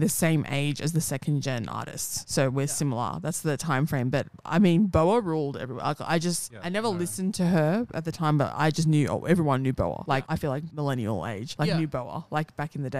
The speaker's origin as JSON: {"language": "English", "town": "Sydney", "region": "New South Wales", "country": "Australia", "tie": "born or raised there", "said": "growing up in Para"}